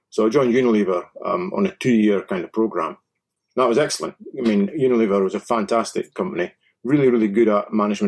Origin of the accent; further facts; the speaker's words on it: Dundee, Scotland, United Kingdom; So when I was growing up in Dundee, I had literally no idea what I fancied doing.